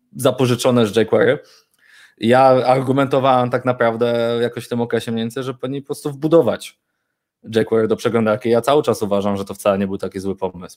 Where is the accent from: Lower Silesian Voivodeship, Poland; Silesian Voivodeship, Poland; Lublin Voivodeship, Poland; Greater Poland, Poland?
Greater Poland, Poland; Poznań; jestem urodzonym, wychowanym w Poznaniu, e, prawdziwą po prostu pyrą. Mieszkam tutaj od urodzenia